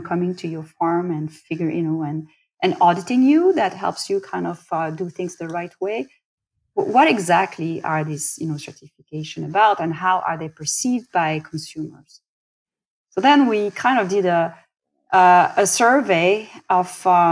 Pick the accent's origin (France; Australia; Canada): France; accent: French; English is a second language; moved away; I am French. You know, I from my accent, I can't hide it, can't change it.